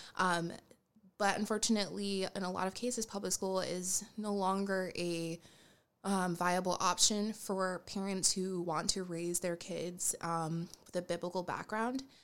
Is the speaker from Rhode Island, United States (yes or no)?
yes; Rhode Island, United States; now in Boston, United States; I currently live in Boston, but I'm originally from Rhode Island.